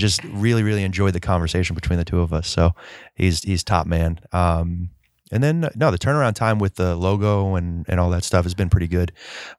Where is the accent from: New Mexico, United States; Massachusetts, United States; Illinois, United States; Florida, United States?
Florida, United States; Melbourne; Originally, Melbourne, Florida.